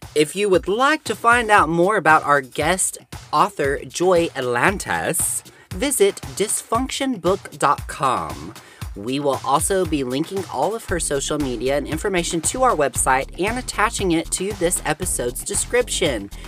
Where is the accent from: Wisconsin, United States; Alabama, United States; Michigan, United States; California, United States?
Alabama, United States; I'm from Alabama